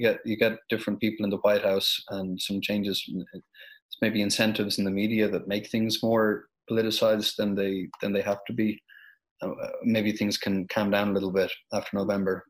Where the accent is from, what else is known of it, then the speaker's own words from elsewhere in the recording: Ireland; My home country of Ireland